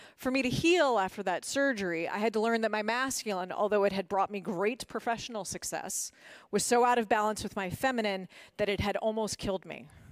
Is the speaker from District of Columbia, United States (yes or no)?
yes; Washington, District of Columbia, United States; moved away as an adult; also born or lived in Massachusetts; I grew up in Washington, D C